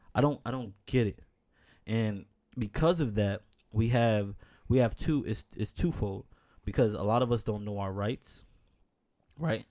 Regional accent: New York, United States; born and raised in New York

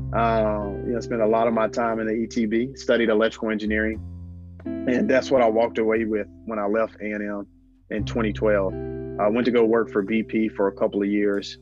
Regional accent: Gadsden, Alabama, United States; born and raised in Gadsden, Alabama

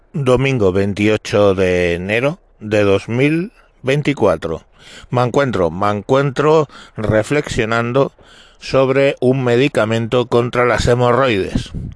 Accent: Spain

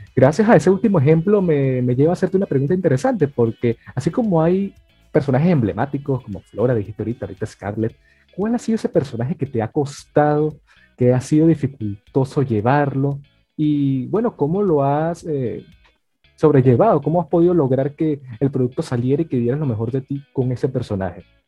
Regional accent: Venezuela; nosotros que somos venezolanos

